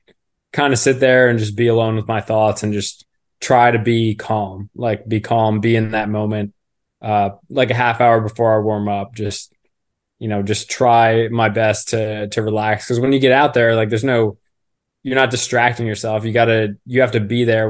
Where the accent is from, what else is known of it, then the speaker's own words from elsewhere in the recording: Philadelphia, Pennsylvania, United States; moved away as an adult; also born or lived in Villanova; now in Baltimore, United States; I'm from the Philadelphia area